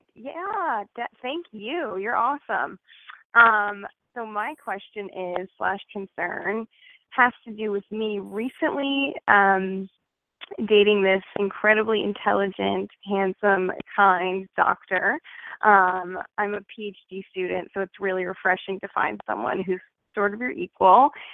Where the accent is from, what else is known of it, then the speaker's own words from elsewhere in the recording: New Jersey, United States; now in Alabama, United States; I'm calling currently from Alabama, but I'm from New Jersey